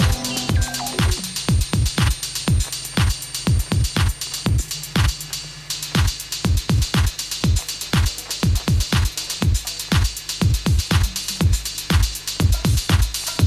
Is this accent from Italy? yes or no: yes; Gaeta, Lazio, Italy; my hometown, Gaeta, in Italy, by the sea